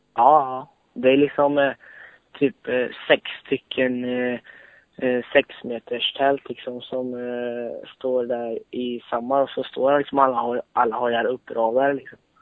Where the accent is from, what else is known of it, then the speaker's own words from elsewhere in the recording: Borås, Västra Götaland, Sweden; Jag kommer från eh, Borås ungefär